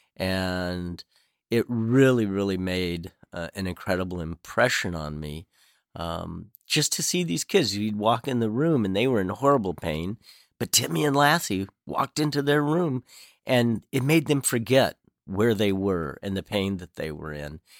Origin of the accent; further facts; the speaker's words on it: Southern California, United States; I grew up in Southern California